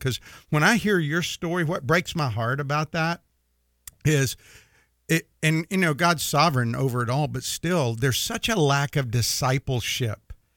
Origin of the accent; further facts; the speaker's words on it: the South, United States; you and I grew up both in the South, and we grew up going to church in the South